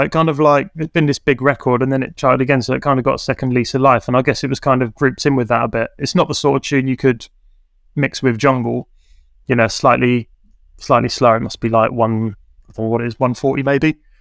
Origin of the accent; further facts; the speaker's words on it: Camberley, South East England, United Kingdom; the town where I grew up in Camberley